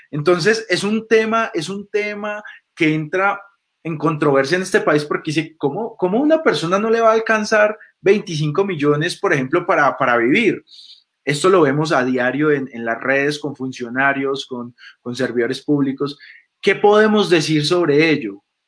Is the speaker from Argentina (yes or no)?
no; Colombia; Nosotros como, colombianos